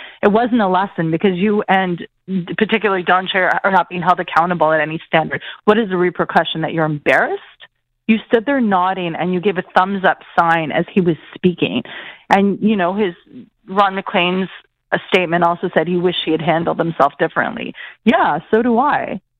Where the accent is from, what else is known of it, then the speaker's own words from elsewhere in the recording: Nova Scotia, Canada; And I grew up in Nova Scotia, and I was very close to some.